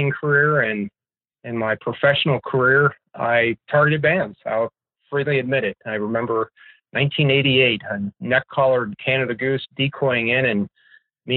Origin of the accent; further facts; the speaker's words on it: Pennsylvania, United States; I was growing up in Pennsylvania